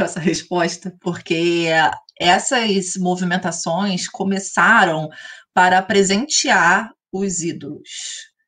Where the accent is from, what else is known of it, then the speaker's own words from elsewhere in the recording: Brazil; como brasileiros